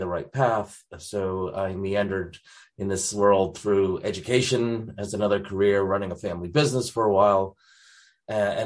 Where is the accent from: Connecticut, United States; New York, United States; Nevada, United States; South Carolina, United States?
Connecticut, United States; moved away as an adult; also born or lived in North Carolina, United States; now in Christchurch, New Zealand; I was born up in Connecticut. So I spent some time up in the very liberal state of Connecticut